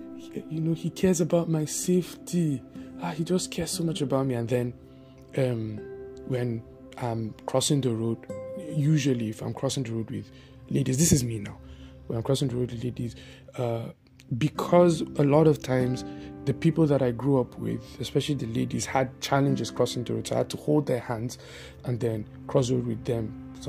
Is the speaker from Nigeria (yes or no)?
yes; Bauchi, Nigeria; In fact, with the people that I grew up with in Bauchi, the guy, my friend, right, that introduced me to his family, he was the one that used to bring food for me.